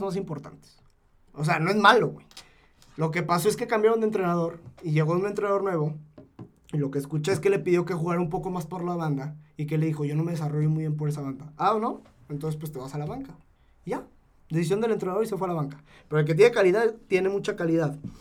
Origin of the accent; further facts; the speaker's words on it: Zacatecas, Mexico; Yo que soy de Zacatecas